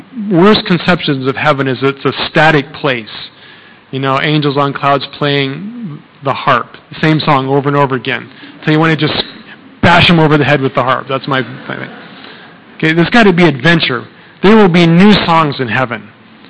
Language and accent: English; Colorado, United States; now in Thailand; I'm from Colorado.